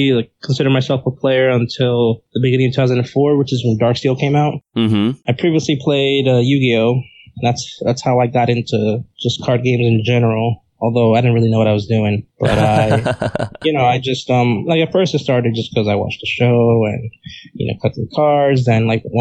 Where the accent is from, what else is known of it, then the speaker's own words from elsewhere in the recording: New York City, New York, United States; I grew up in Uptown Manhattan, area called Inwood